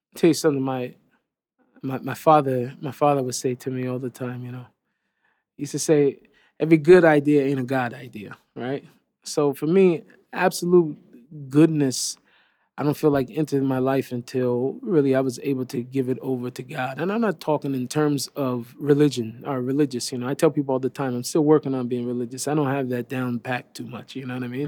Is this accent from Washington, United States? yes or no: yes; Seattle, Washington, United States; I grew up in Seattle